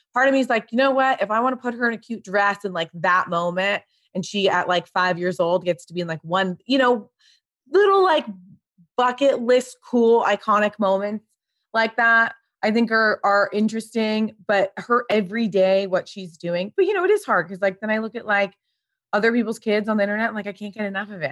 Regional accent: Pasadena, California, United States; I grew up in Pasadena.

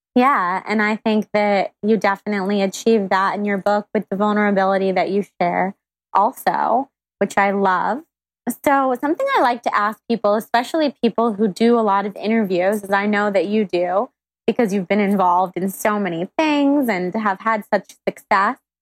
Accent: Sacramento, California, United States; moved away; I'm from Sacramento and I go back all the time

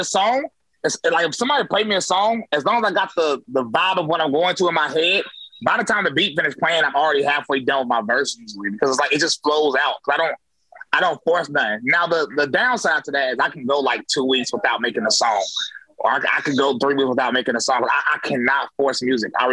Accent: High Point, North Carolina, United States; High Point, North Carolina, born and raised.

